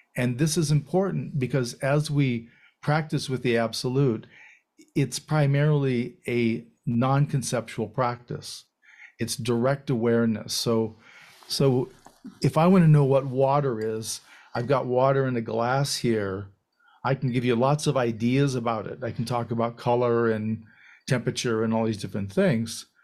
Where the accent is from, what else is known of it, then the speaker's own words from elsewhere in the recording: United States; being raised as an American